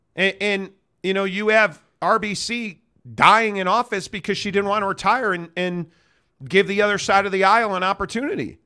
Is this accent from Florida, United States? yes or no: no; Chicago, Illinois, United States; I grew up in Chicago